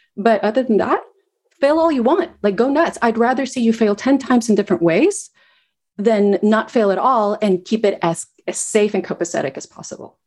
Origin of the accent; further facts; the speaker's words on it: Guatemala; moved away as an adult; also born or lived in United States; I grew up in Guatemala